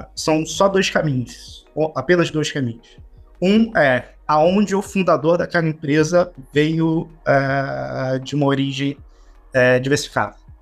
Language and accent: Portuguese; Duque de Caxias, Rio de Janeiro, Brazil; uma delas chamada Buraco Quente, foi onde eu nasci, criado até até os 20 anos é, eu estive lá.